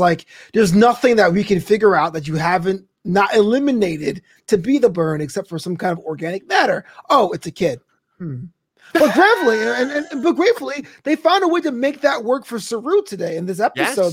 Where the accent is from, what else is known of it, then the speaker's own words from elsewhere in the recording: United States; I'm an American